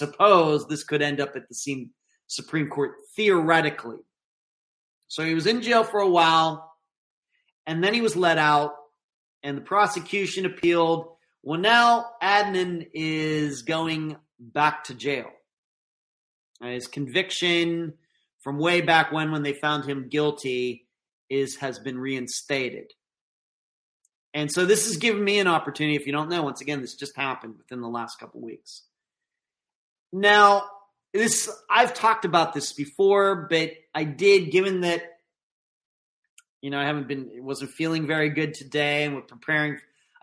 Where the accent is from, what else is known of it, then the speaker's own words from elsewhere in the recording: United States; here in the United States, as an American citizen